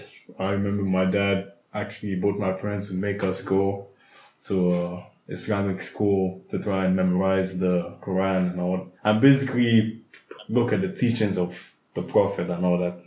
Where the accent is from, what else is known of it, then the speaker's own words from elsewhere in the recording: Abuja, Federal Capital Territory, Nigeria; I grew up in Abuja.